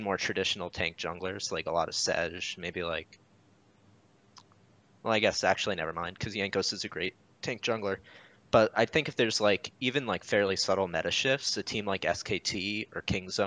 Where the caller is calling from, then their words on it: Jacksonville, Florida, United States; I'm calling from beautiful Jacksonville, Florida.